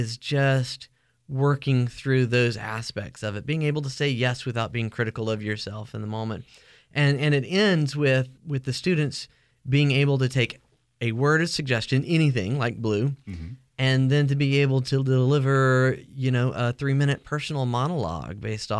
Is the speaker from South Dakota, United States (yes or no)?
no; Phenix City, Alabama, United States; moved away; also born or lived in New Jersey / Gastonia, North Carolina; I grew up in Alabama.